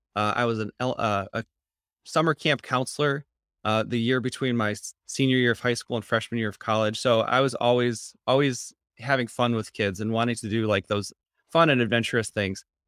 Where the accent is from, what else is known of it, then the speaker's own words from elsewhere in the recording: East Grand Rapids, Michigan, United States; I'm from Grand Rapids, Michigan, East Grand Rapids, and where my mom was a school social worker, um, and so I grew up in a household